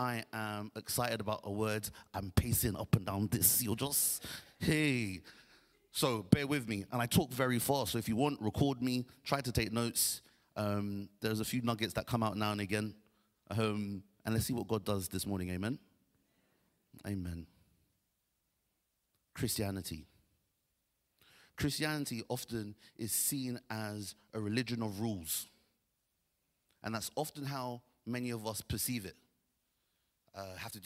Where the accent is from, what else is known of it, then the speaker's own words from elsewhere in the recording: Nigeria; I'm Nigerian